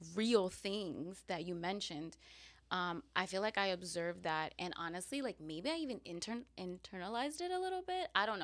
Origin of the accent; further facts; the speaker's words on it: New York City, New York, United States; also born or lived in Queens, New York; I was born in Queens, New mm-hmm. York, but because of some issues, some uh, family issues, uh, we had to move to Staten Island uh, when I was two